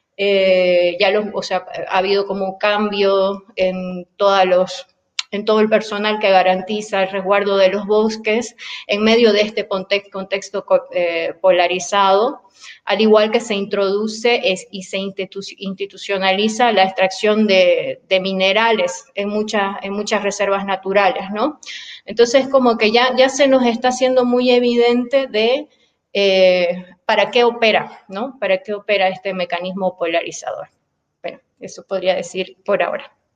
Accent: Bolivia; moved away as an adult; now in Puebla, Mexico; soy boliviana

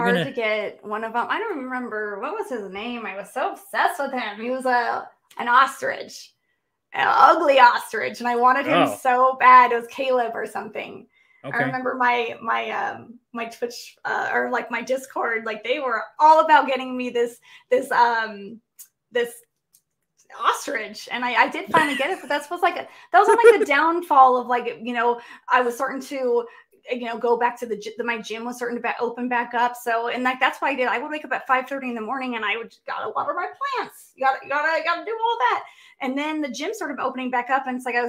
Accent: West Coast, United States; It's like, you know, number one, I'm from the West Coast. Flying all the way to the East Coast, that's like 12 hours of travel, okay?

